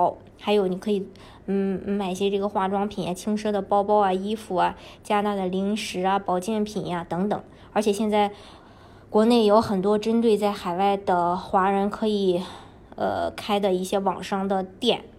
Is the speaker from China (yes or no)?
yes; China; 因为我们呃毕竟是从中国过来的，然后对这些小商品的话，嗯，像义乌的这些小商品，这是在全世界都非常有名的。